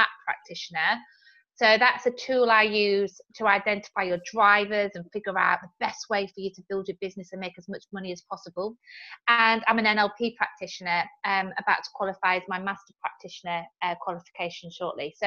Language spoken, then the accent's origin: English; the north of England, United Kingdom; now in Salisbury, United Kingdom; I actually originate from the north of England. So I'm what we call northerners here